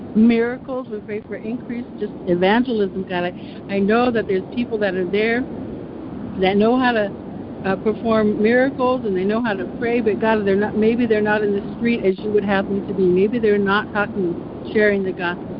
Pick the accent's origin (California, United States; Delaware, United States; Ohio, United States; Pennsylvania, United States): California, United States; I'm from California